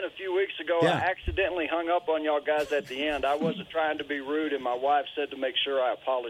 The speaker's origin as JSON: {"language": "English", "region": "Texas", "country": "United States", "tie": "born or raised there", "moved": "yes", "lives_now": "New Mexico, United States", "said": "Man, I live in New Mexico, but I was born and raised in Texas."}